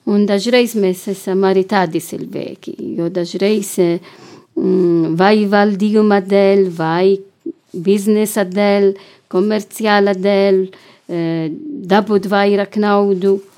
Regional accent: Malta; now in Latvia; Es esmu no Maltas

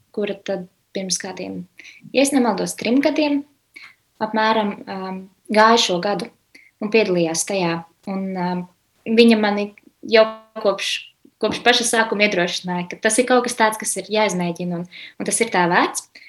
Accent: Riga, Latvia; Esmu no Rīgas, dzimusi augusta rīzniece.

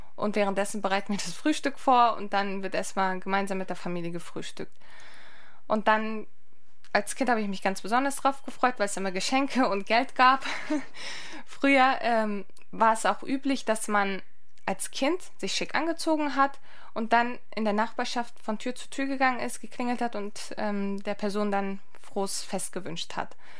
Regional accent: Lübeck, Schleswig-Holstein, Germany; Meine Eltern kommen aus der Türkei. Ich bin selbst in Lübeck geboren und aufgewachsen

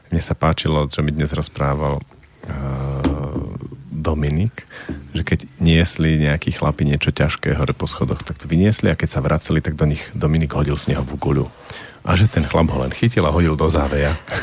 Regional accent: Slovakia; ja som strávil detstvo v Tatrách, v tých Tatranských horách a v tých zimách

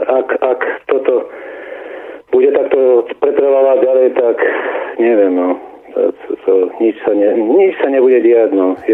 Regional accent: Slovakia; also born or lived in Námestovo; A preto sme my Slováci takí

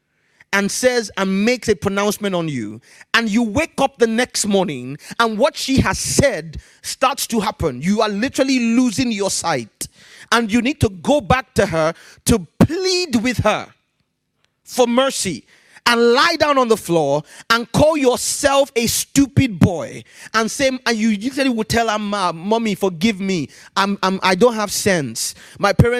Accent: Ibadan, Oyo, Nigeria; also born or lived in Ijebu Igbo, Nigeria; I was born in a city called Ibadan.

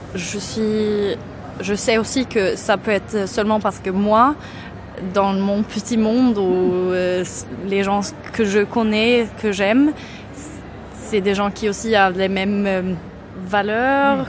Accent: near Gothenburg, Västra Götaland, Sweden; French is a second language; moved away as an adult; now in Malmö, Sweden; je viens de près de Göteborg, mais, euh, dans, euh, dans la campagne

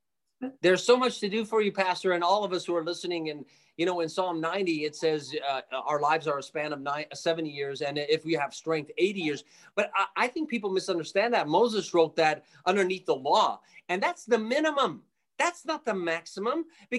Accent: Jerusalem, Jerusalem District, Israel; born there; Yes, I was born by God's grace. I was born in Jerusalem. I'm an Armenian boy, Armenian kid.

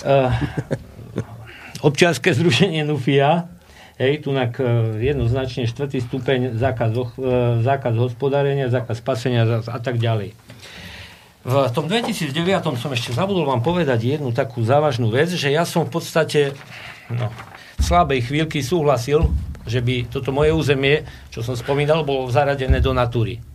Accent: Telgárt, Banská Bystrica Region, Slovakia; u nás na Telgarte

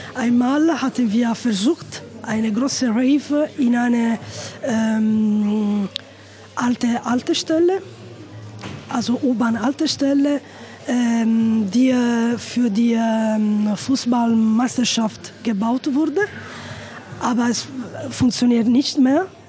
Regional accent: Italy; German is a second language; bei uns in Italien

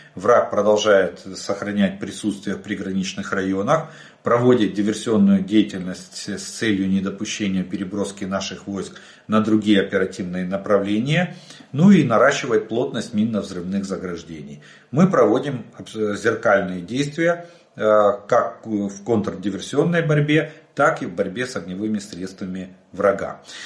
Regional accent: Ukraine; мы из Украины

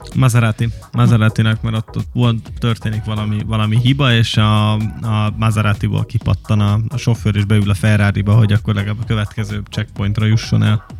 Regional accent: Hungary; magyarok vagyunk

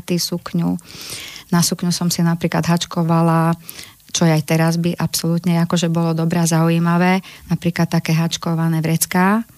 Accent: Želiezovce, Nitra Region, Slovakia; som sa narodila, aj bývam, aj tvorím v malebnom malom mestečku v južnom, na južnom Slovensku, v Želiezovce

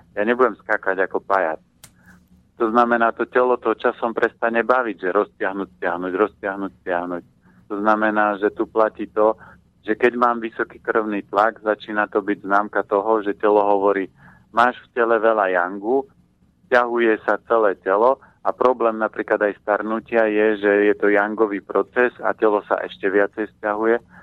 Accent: Orava, Žilina Region, Slovakia; ja som vyrastal na Orave, e, v klobáskovej rodine

